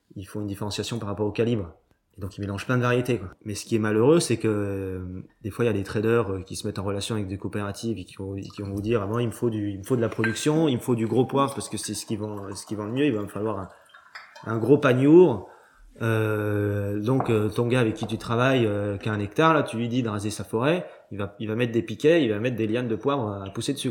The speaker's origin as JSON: {"language": "French", "town": "Cancale", "region": "Brittany", "country": "France", "tie": "born or raised there", "said": "c'est le caillou de Cancale, parce que c'est là où j'ai grandi"}